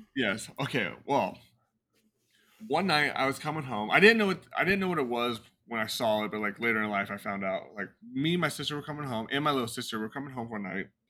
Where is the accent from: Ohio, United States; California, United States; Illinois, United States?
California, United States; I was born in California.